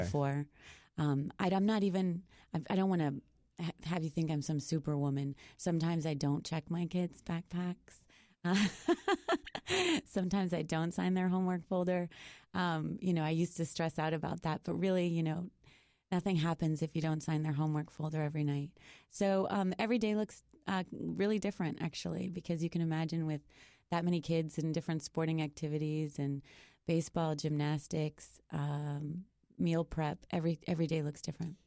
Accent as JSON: {"language": "English", "town": "Boston", "region": "Massachusetts", "country": "United States", "said": "I'm from Boston"}